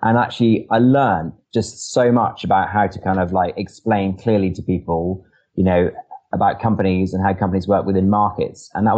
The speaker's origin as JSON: {"language": "English", "town": "Edinburgh", "region": "Scotland", "country": "United Kingdom", "lives_now": "London, United Kingdom", "said": "I'm from, despite the accent, I'm actually from Edinburgh. I couldn't, afford to rent in London"}